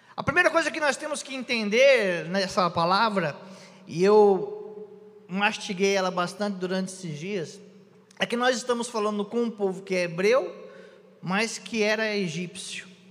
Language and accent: Portuguese; Mongaguá, São Paulo, Brazil; now in Sorocaba, Brazil; Eu sou de Mongaguá, terra abençoada